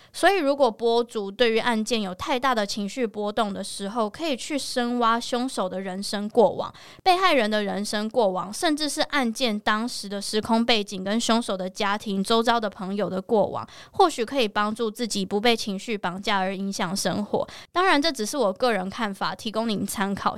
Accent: Taiwan; 我是在台湾长大的台湾人，我不是在美国长大的亚洲人

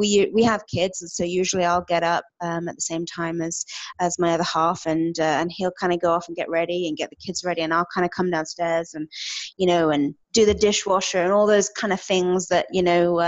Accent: United Kingdom; moved away as an adult; also born or lived in Edmonton, Alberta, Canada; now in Alberta, Canada; I am originally from the United Kingdom. I packed my entire life into one suitcase back in 2011 and hopped on a plane bound for Edmonton, Alberta.

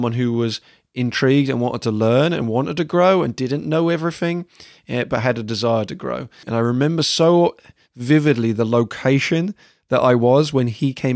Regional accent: England, United Kingdom; moved away as an adult; also born or lived in United States; as an English person coming to the States and working in the States for the first time

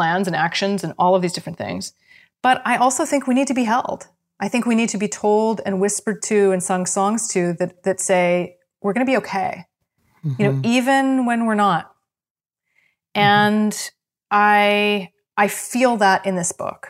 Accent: Canada; I'm a Canadian, true and true

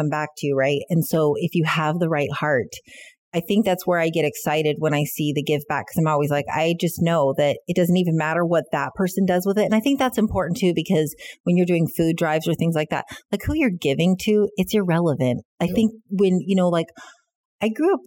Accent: United States; now in Canada; being an American and not living and growing up in Canada, I don't have the roots here

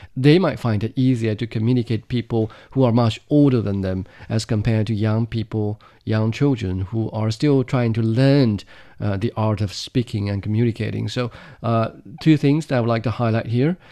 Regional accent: Ganzhou, Jiangxi, China; in my hometown, Jiangxi Province, in the southern, uh, county or the southern city of Ganzhou

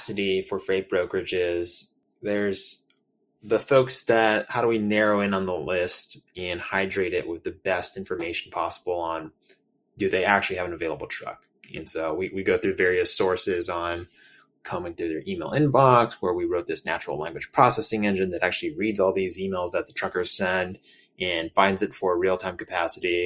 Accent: San Francisco Bay Area, California, United States; I grew up in the San Francisco Bay Area and went to school out in Berkeley

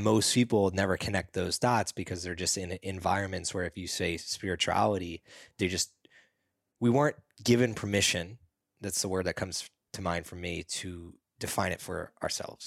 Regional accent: East Coast, United States; when I grew up on the East Coast

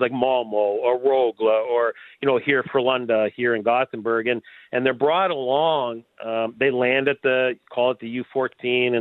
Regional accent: Ontario, Canada; I'm from Ontario

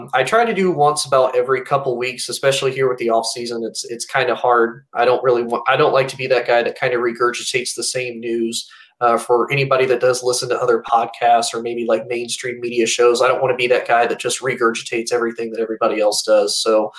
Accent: Indianapolis, Indiana, United States; moved away; Growing up, at least in the state that I grew up. So I'm from Indianapolis, Indiana originally

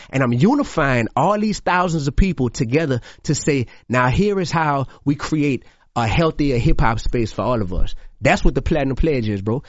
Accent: New Orleans, Louisiana, United States; also born or lived in Baton Rouge; In New Orleans, I kicked it off in my hometown

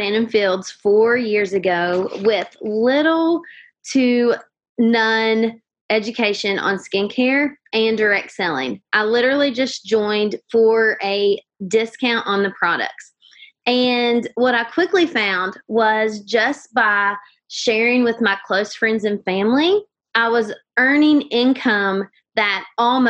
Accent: Huntington, West Virginia, United States; I am from Huntington, West Virginia

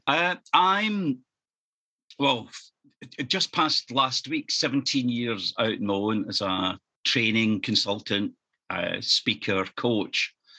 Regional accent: East Kilbride, Scotland, United Kingdom; also born or lived in Norwich / London / Leamington Spa / Farnborough; my hometown of East Kilbride, which is just 10 miles south of Glasgow

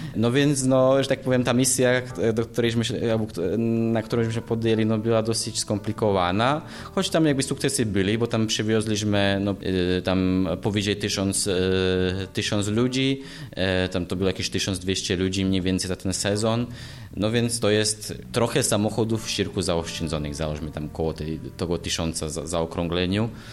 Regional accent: eastern Slovakia, Slovakia; now in Poland; pochodzę ze Słowacji, E, urodziłem się właśnie na wschodzie Słowacji no i od pewnego czasu działam

